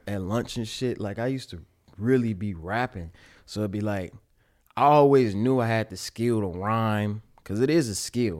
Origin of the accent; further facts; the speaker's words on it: Pontiac, Michigan, United States; My dad was an engineer in my hometown of Pontiac, Michigan